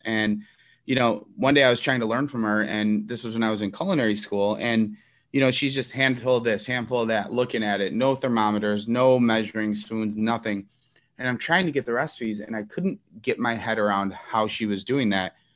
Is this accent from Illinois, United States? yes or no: yes; Elmwood Park, Illinois, United States; I grew up in Elmwood Park, uh, very Italian community at the time.